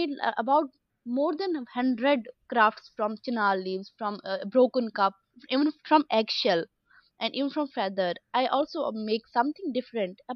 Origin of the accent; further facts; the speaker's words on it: Jammu and Kashmir, India; moved away; also born or lived in Dhaka; I'm from Kashmir.